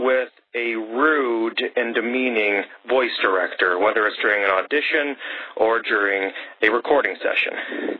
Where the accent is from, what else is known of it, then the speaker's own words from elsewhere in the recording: Calgary, Alberta, Canada; I come from Calgary, Alberta, which is in Western Canada.